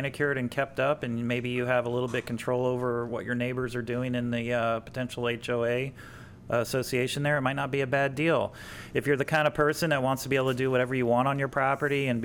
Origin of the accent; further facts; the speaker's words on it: Mount Dora, Florida, United States; I grew up in Mount Dora